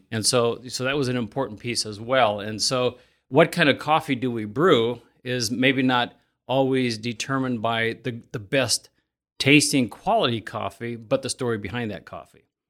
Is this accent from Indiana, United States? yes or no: yes; Elkhart County, Indiana, United States; I grew up in Elkhart County, and when I was eighteen, I swore I was gonna bail outta here